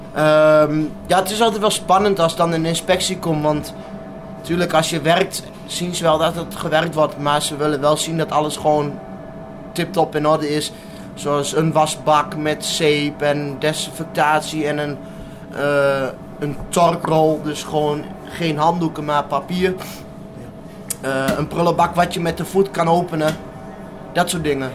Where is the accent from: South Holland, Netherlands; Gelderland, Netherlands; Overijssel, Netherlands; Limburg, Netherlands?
Overijssel, Netherlands; Wierden; also born or lived in Bathmen / Almelo; Ik, eh, ik ben in Badme geboren en dat was toen ik een jaar, twee jaar, toen ben ik daar weggegaan. En eh, toen zijn we verhuisd naar Wieren.